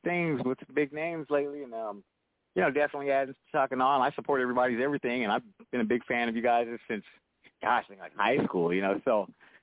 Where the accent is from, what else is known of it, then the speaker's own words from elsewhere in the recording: Pomona, California, United States; I'm from Pomona